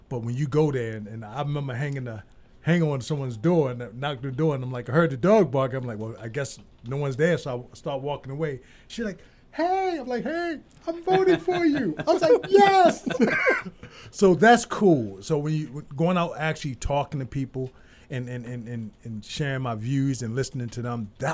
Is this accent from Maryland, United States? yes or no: yes; Baltimore, Maryland, United States; I'm from Baltimore, so people are way more like, get off my door.